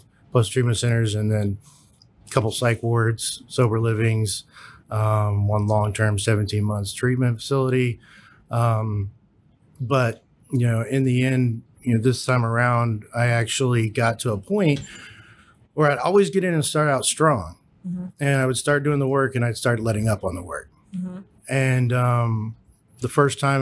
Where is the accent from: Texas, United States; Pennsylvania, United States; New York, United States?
Texas, United States; Houston; moved away; I'm from Houston originally